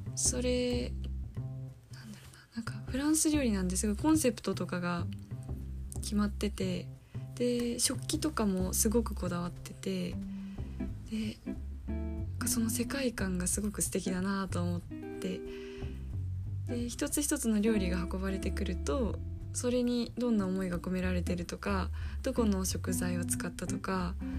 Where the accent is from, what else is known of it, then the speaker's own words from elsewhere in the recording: Saitama, Japan; 私は埼玉出身なので、えー、今実家から大学に通ってる